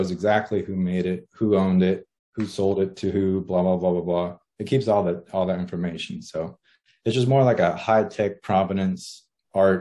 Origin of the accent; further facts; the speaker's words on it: Los Angeles, California, United States; moved away as an adult; born in Los Angeles, California. I lived there all my life and then recently moved out of state.